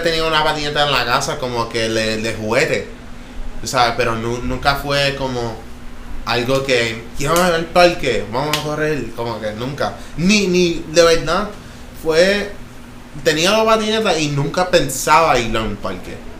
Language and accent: Spanish; Jacksonville, Florida, United States; also born or lived in Connecticut / Orlando / Toa Baja, Puerto Rico; now in Arecibo, Puerto Rico; me crié en Florida mayormente.